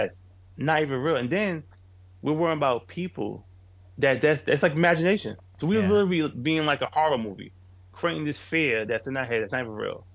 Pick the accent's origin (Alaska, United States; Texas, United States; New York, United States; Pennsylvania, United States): New York, United States; New York City; I'm a kid from Queens, New York